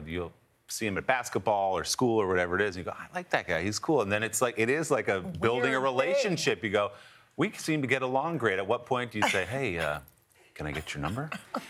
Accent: New Jersey, United States; it was in the 1980s, growing up in New Jersey

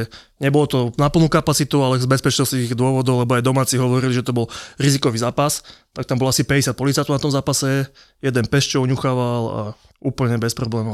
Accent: Slovakia; My dvaja, Slováci

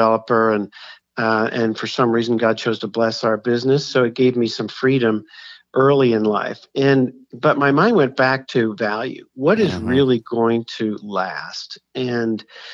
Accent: Philadelphia, Pennsylvania, United States; I grew up in Philadelphia

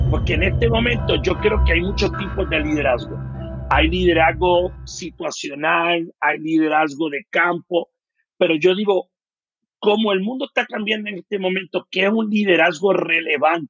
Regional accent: United States; first language English; Spanish is a second language; also born or lived in Puerto Rico; now in Mexico City, Mexico; yo, como me crío en Estados Unidos, mi primer idioma fue el inglés. Yo aprendo el español después

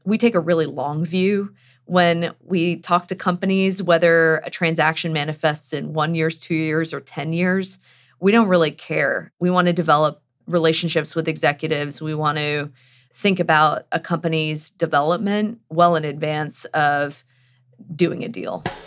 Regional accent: Houston, Texas, United States; moved away; I'm actually from Houston, Texas

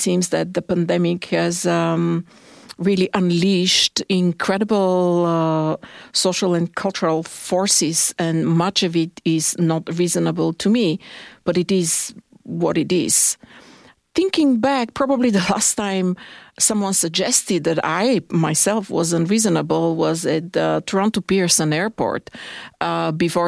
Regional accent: Bulgaria; moved away as an adult; also born or lived in United States; now in Canada; I was born and raised in Bulgaria. But I'm educated in the United States, and I have been living in Canada for the last 15 years

